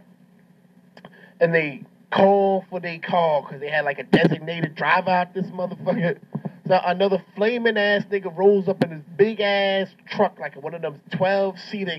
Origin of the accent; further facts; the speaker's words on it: New York, United States; I'm from New York